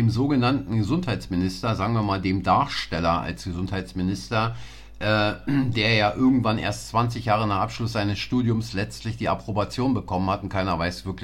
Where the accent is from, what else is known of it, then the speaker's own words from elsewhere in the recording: Berlin, Germany; wir sind zwar beide in Berlin groß geworden, aber Sie auf der anderen Seite als ich, äh, der Mauer.